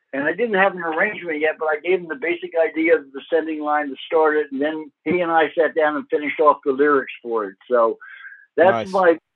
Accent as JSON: {"language": "English", "region": "New York", "country": "United States", "tie": "born or raised there", "said": "I grew up in New York."}